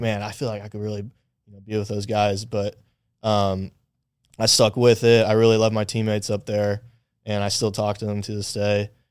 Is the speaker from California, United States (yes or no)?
no; Acworth, Georgia, United States; moved to Ackworth when I was about eight years old. So I kinda consider that my, my childhood, uh, hometown